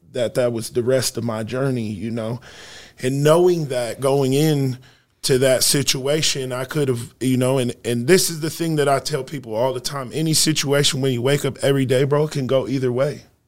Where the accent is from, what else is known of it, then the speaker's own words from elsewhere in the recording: Sioux Falls, South Dakota, United States; also born or lived in Rapid City, South Dakota; I'm from Sioux Falls, South Dakota, man, heart of the city. Uh, I grew up a few blocks away from where I operate my business